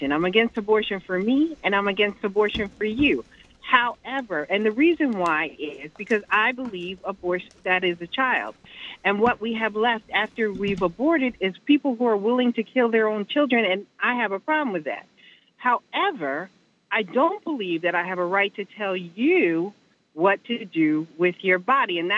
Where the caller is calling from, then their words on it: New Jersey, United States; I'm calling from New Jersey, and I'm not marching today.